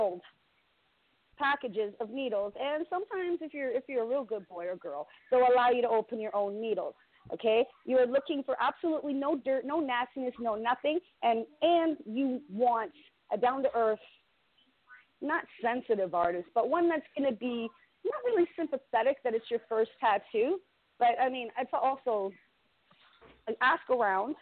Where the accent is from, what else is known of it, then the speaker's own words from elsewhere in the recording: Toronto, Ontario, Canada; also born or lived in South Etobicoke, Toronto; I'm from Scarborough. Honey, I'm from Scarborough.